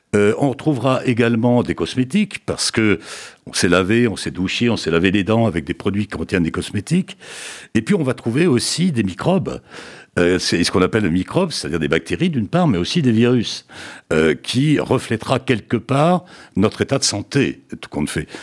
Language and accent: French; France; chez nous en France